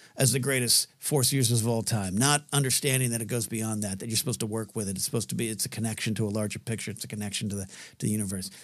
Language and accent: English; Pismo Beach, California, United States; moved away; I grew up on the Central Coast of California, Pismo Beach